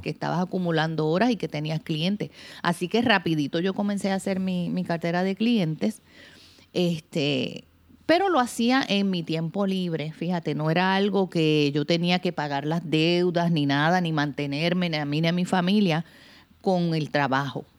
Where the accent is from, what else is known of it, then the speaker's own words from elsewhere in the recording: Puerto Rico; yo soy una mujer puertorriqueña. Eh, hoy día soy madre de dos, este, una mujer de 28 años y una jovencita de 15, Patricia y Mariana. Este, he vivido toda mi vida aquí en Puerto Rico